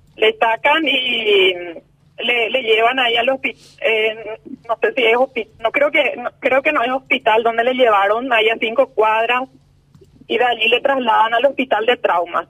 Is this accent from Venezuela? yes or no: no; Pedro Juan Caballero, Amambay, Paraguay; somos somos de Pedro Juan Caballero